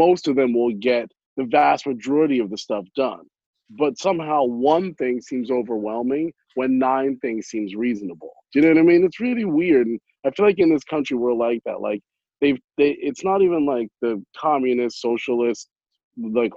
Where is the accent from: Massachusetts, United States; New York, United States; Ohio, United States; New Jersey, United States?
New Jersey, United States; Franklin; Somerset, where I was raised in Franklin